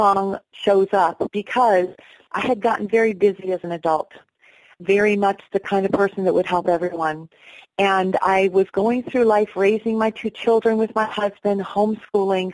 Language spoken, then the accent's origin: English; St. Marys, Pennsylvania, United States; I grew up in Pennsylvania, beautiful area, Pennsylvania, St. Mary's